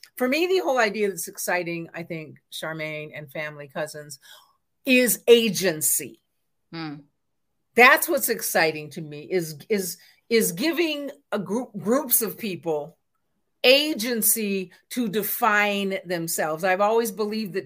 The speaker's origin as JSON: {"language": "English", "region": "West Coast", "country": "United States", "said": "I'm from the West Coast. I grew up actually a very LGBTQIA environment"}